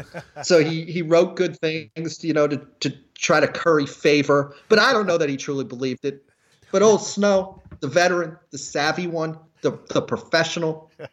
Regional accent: Cincinnati, Ohio, United States; I'm from Cincinnati. I was born with toughness.

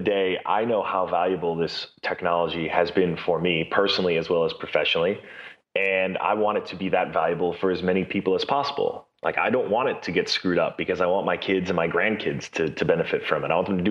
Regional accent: New York City, New York, United States; I was born in Brooklyn

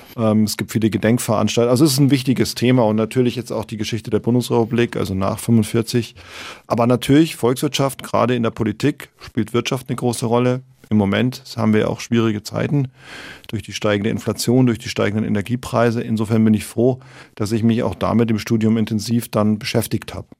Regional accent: Munich, Bavaria, Germany; also born or lived in Pullach / Icking; ich bin tatsächlich in München geboren, im Schwabinger Krankenhaus ähm, und aufgewachsen im Münchner Süden in der Stadt

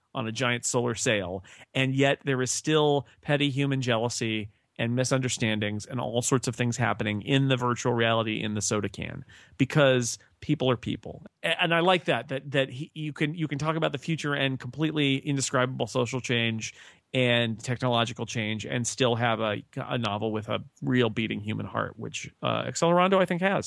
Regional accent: California, United States; And I'm from California.

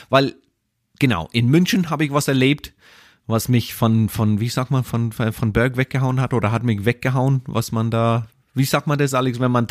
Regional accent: Ireland; German is a second language; Da, da, wo du herkommst? Wo ich herkomme, wo meine Eltern wohnen.

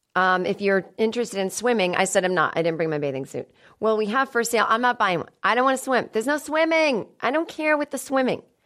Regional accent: Boston, Massachusetts, United States; I'm from Boston

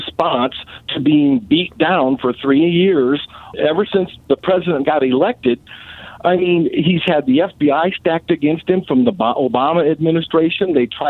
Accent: Illinois, United States; I'm from Illinois

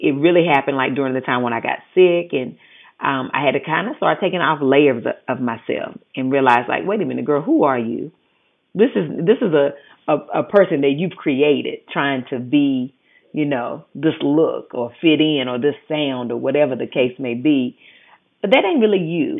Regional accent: the South, United States; accent: Southern; moved away; I'm from the South. I had always been told that my accent was ignorant.

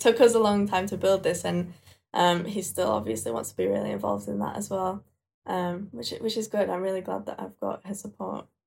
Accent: Leeds, Yorkshire and the Humber, United Kingdom; British, born and raised in Leeds, Yorkshire

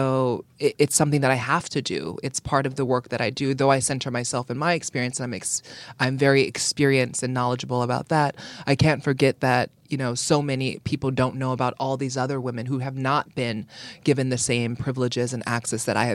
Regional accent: Honolulu, Hawaii, United States; moved away as an adult; also born or lived in Oakland / Dallas; I grew up in largely in Oakland, Dallas, but most of my coming of age was in Honolulu, Hawaii in the 90s

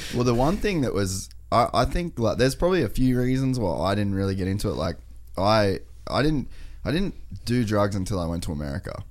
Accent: Cairns, Queensland, Australia; now in Gold Coast, Australia; we, we grew up in Cairns

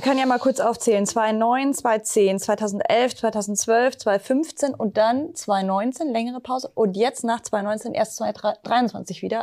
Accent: Munich, Bavaria, Germany; Ich als Münchnerin

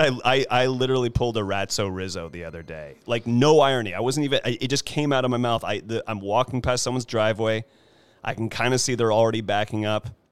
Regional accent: California, United States; I'm a California boy, born and raised, have yet to move anywhere else

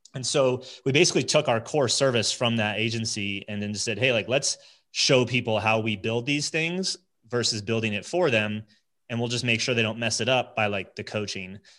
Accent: New Jersey, United States; moved away as an adult; also born or lived in Connecticut / upstate New York; now in Colorado, United States; born and raised New Jersey

